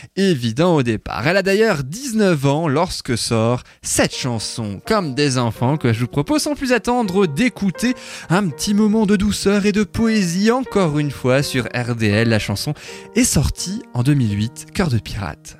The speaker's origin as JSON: {"language": "French", "country": "France", "said": "en 2009 chez nous en France"}